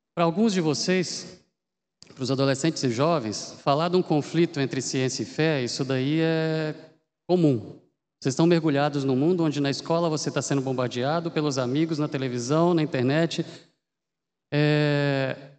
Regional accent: Minas Gerais, Brazil; moved away as an adult; now in Campinas, Brazil; eu sou mineiro

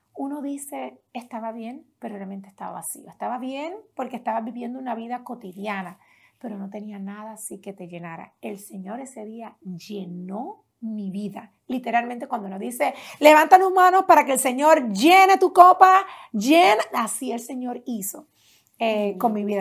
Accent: Las Piedras, Puerto Rico; Allá en Puerto Rico crecí en un pueblo pequeño, no se ha hablado mucho, se habla mucho, ¿verdad?, de los pueblos más del área metropolitana, pero yo crecí más en un pueblo llamado Las Piedras.

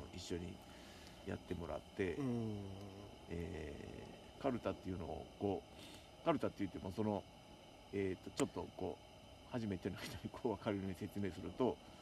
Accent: Osaka, Japan; now in Nabari, Japan; 僕ももともと大阪なんで

